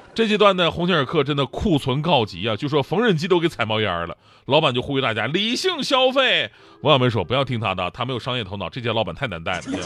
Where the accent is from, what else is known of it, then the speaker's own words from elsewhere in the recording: China; 七夕是中国情人节，在我的印象当中，它比二月十四号更加地值得让我们中国人去纪念